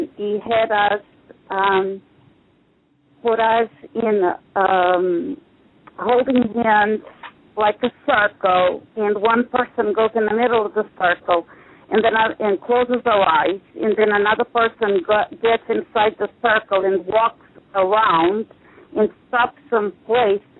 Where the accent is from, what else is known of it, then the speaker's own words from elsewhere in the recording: Portugal; now in United States; I am Portuguese, but I've been in the country for 40 years